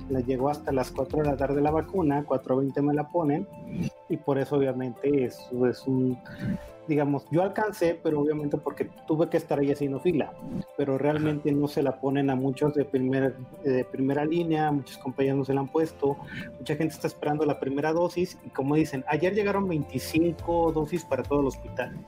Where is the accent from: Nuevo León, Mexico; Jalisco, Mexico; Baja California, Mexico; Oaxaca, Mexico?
Baja California, Mexico; Tijuana; moved away as an adult; now in Mexico City, Mexico; yo soy de Tijuana